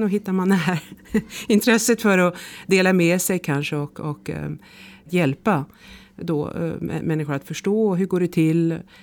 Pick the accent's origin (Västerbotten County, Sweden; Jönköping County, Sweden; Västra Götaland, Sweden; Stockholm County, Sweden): Stockholm County, Sweden; Stockholm; moved away as an adult; also born or lived in Switzerland; now in Paris, France; Jag är svensk, eh, uppväxt i Stockholm